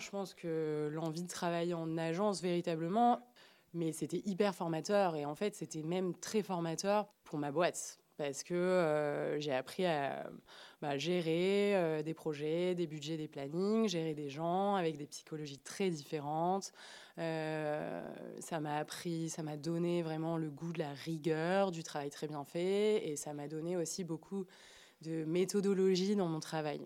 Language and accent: French; Marseille, Provence-Alpes-Côte d'Azur, France; moved away as an adult; now in Paris, France; je suis née, j'ai grandi à Marseille